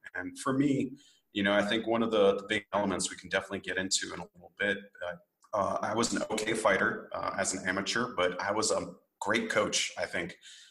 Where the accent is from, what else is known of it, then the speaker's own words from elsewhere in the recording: Japan; I grew up in Japan on a military airbase. I'm half Japanese and I grew up in that sort of samurai bushido culture.